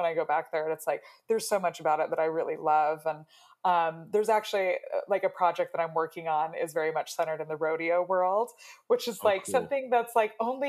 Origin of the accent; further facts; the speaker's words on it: Wyoming, United States; also born or lived in Colorado / Utah; And obviously I grew up in Wyoming and Colorado and Utah.